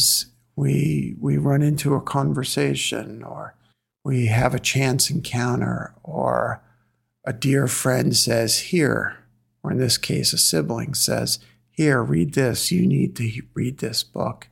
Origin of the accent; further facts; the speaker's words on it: New York City, New York, United States; I'm from Flatbush, Brooklyn